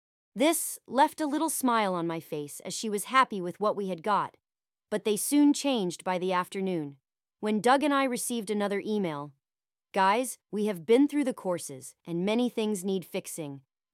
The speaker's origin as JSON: {"language": "English", "country": "Australia", "said": "As an Australian, I couldn't help but take offense to this utter bullshittery."}